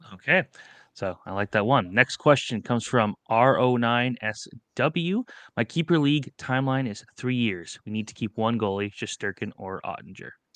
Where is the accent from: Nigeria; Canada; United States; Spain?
Canada; Toronto, Ontario; we're from Toronto